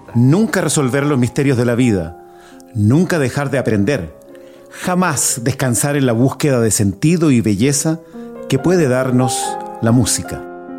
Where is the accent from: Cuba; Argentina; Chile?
Chile